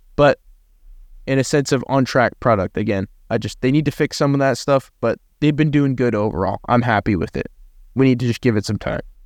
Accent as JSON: {"language": "English", "country": "Canada", "said": "as a Canadian"}